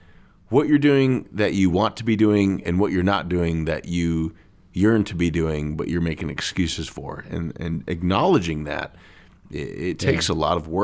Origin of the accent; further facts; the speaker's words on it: California, United States; I'm from California, by the way.